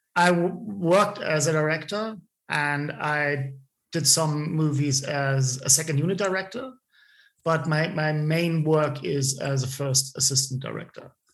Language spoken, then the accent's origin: English; small town between Munich and Ebersberg, Bavaria, Germany; English is a second language; also born or lived in Wasserburg; now in Munich, Germany; I, I, grew up in a, in a, small town between Munich and the, the, town where I was born, which is called Ebersberg